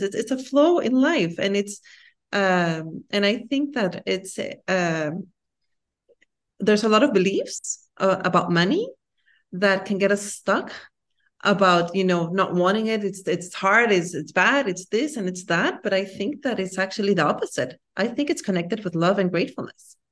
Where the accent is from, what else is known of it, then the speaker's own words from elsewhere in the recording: Guatemala; moved away; also born or lived in United States / France / Singapore / Belgium; I'm from Guatemala, and I love my country.